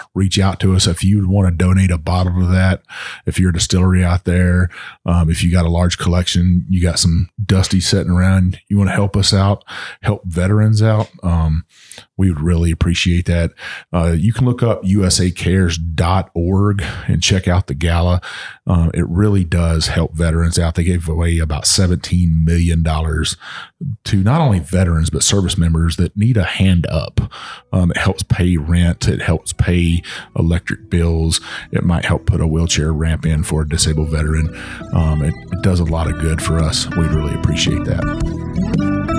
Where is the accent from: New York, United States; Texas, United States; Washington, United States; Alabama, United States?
Texas, United States; my home state of Texas